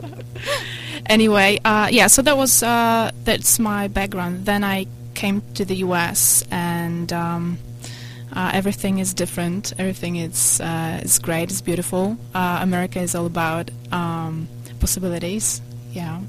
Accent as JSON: {"language": "English", "country": "Poland", "tie": "born or raised there", "moved": "yes", "lives_now": "United States", "said": "I come from Poland and I was raised in a communist country"}